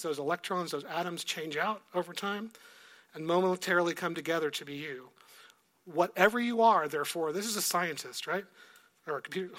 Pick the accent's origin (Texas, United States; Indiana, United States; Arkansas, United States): Texas, United States; moved away; I was from Texas